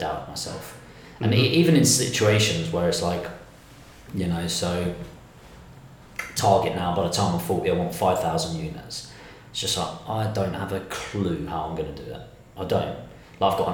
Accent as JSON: {"language": "English", "town": "Dartford", "region": "South East England", "country": "United Kingdom", "said": "I'm from Temple Hill, which is, if you Google it, it's now been voted the worst place to live in 2019"}